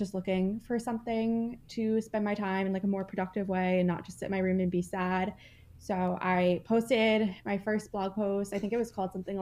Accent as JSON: {"language": "English", "region": "New Jersey", "country": "United States", "moved": "yes", "lives_now": "Massachusetts, United States", "said": "I live in Massachusetts. I have a cat. I'm from New Jersey originally"}